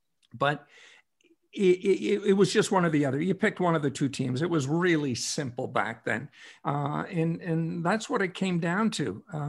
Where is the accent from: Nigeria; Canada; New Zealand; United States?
Canada; Noranda, Quebec; I was 10 years old when the Leafs won the Stanley Cup. I was growing up in Noranda, Quebec.